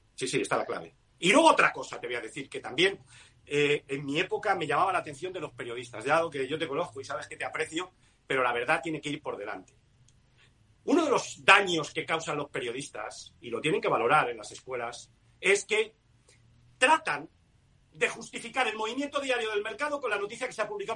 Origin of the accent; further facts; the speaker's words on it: Spain; yo soy español